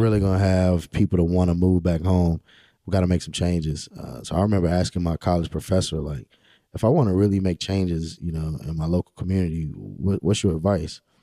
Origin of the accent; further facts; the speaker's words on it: Rocky Mount, North Carolina, United States; also born or lived in Pinetops, North Carolina; I'm born and raised in Rocky Mount, uh, nineteen ninety-two. I grew up on Sycamore Street.